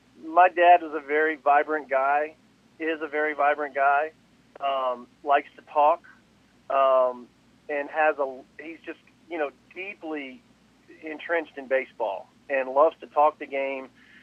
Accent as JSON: {"language": "English", "town": "Oakland", "region": "California", "country": "United States", "tie": "born or raised there", "said": "I grew up in Oakland, you know, living there when he was there."}